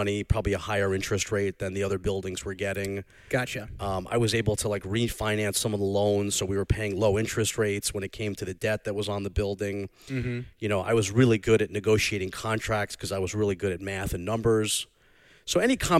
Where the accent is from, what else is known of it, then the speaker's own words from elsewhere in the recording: North Shore, Long Island, New York, United States; accent: Long Island; my Long Island accent, but I'm from the North Shore, not the South Shore, so it's a little more subdued.